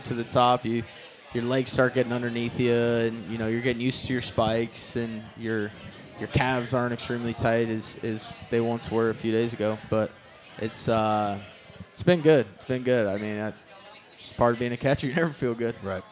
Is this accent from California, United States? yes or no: yes; Yuba City, California, United States; north of Yuba City, where I grew up.